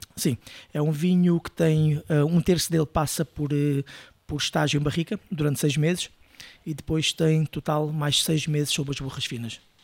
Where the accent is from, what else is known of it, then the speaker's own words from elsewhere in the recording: Peniche, Centro, Portugal; moved away as an adult; also born or lived in Brazil / England; eu sou de Peniche